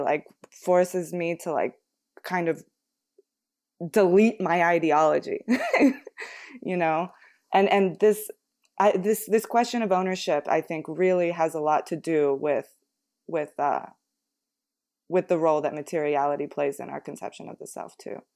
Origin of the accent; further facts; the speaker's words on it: United States; growing up in the United States